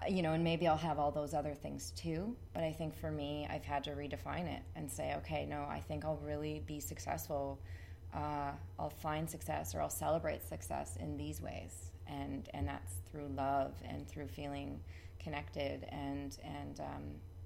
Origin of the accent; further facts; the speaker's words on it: Ridgeway, Ontario, Canada; now in St. Catharines, Canada; growing up in Ridgeway